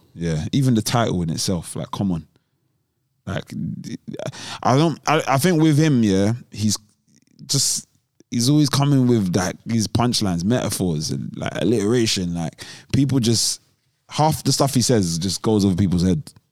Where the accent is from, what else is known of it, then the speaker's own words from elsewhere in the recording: London, United Kingdom; I'm from South